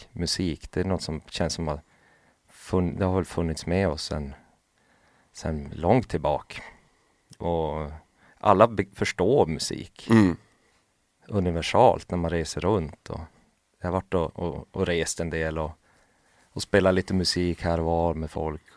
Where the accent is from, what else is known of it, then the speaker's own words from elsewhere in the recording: Lapland, Sweden; jag är ju från Lappland